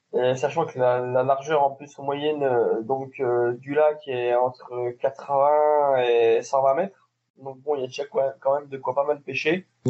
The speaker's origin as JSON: {"language": "French", "country": "France", "said": "on est du Jura"}